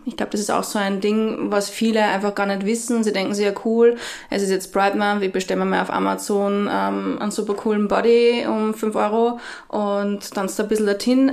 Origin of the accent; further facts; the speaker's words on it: Austria; bei uns in Österreich